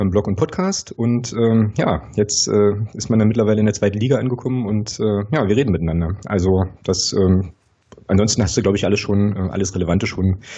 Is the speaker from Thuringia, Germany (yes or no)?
no; Magdeburg, Saxony-Anhalt, Germany; ich komme aus Magdeburg, bin da geboren und aufgewachsen